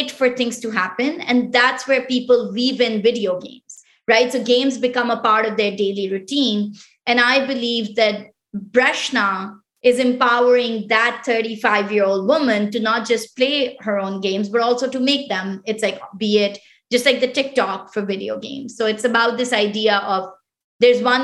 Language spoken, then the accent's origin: English; Islamabad, Islamabad Capital Territory, Pakistan; first language Pashto; English is a second language; moved away as an adult; also born or lived in Quetta, Pakistan; now in United States; I was born in Quetta, which is actually like, you know, one of the most conservative provinces within Pakistan. My mom is originally from that province. And my dad he migrated from India, you know, right when he was young and everything. So it's like, so And then I grew up in the capital, which is Islamabad.